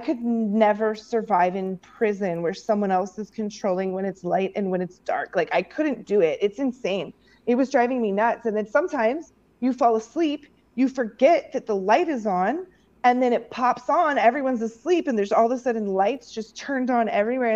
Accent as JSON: {"language": "English", "region": "Missouri", "country": "United States", "tie": "born or raised there", "moved": "yes", "said": "I grew up in Missouri where we got snow"}